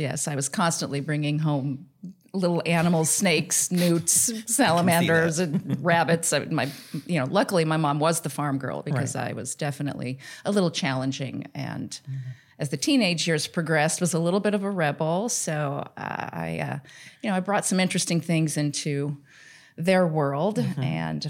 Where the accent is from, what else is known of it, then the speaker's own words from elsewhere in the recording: Denver, Colorado, United States; I grew up in Denver, and I'm adopted.